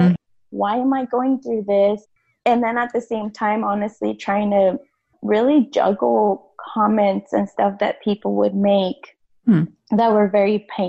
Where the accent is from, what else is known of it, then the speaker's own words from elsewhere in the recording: United States; growing up in the United States, for most of my life here, I was undocumented.